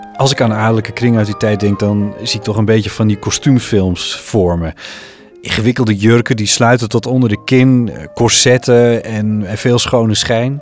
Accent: Friesland, Netherlands; uit dat kleine dorpje in Friesland waar ik ben opgegroeid.

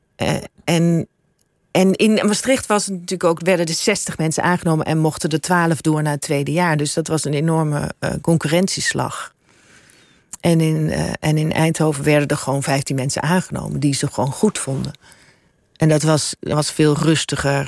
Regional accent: Suriname; moved away; also born or lived in Brabant; Ik heb ook mijn deel van mijn jeugd in Suriname eh, opgegroeid. Ik voel me ook Surinamer

